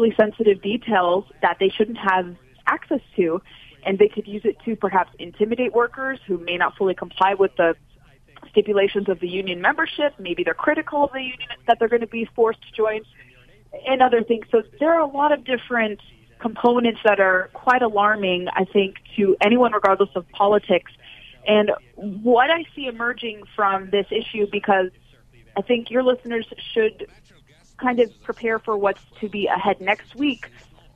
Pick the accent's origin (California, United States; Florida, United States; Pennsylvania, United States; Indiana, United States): California, United States; moved away; California, also my home state originally